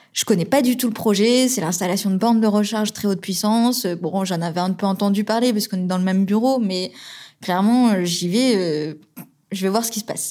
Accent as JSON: {"language": "French", "town": "Toulouse", "region": "Occitania", "country": "France", "tie": "born or raised there", "also_born_or_lived": "Tours / Angers", "moved": "as an adult", "said": "ma région d'origine, c'est Toulouse. C'est là où j'ai grandi"}